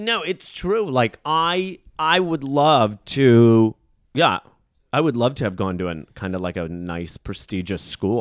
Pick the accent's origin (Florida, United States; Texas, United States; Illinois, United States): Illinois, United States; Rockford; accent: Midwestern; moved away; also born or lived in Chicago, Illinois; I grew up in Rockford, Illinois